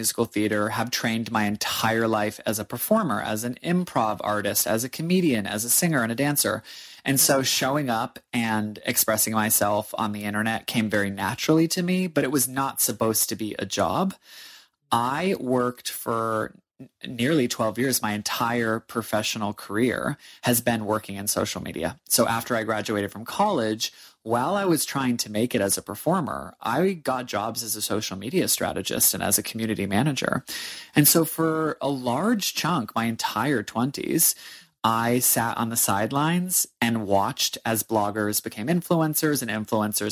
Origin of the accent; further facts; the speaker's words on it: New Hampshire, United States; moved away as an adult; also born or lived in New York City; now in Australia; I am born and bred in the state of New Hampshire in the United States